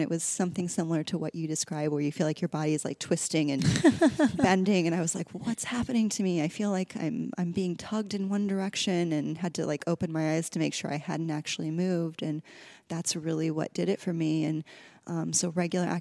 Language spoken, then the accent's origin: English; Midwest, United States; moved away as an adult; also born or lived in New York / Southern California; now in Los Angeles, United States; I grew up in the Midwest in a really small town